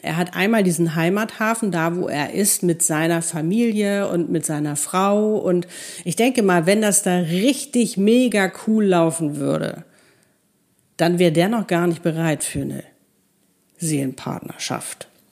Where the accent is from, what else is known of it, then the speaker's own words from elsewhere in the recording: Hamburg, Germany; moved away as an adult; also born or lived in Cape Town; wir sind gleicher Jahrgang, in Hamburg groß geworden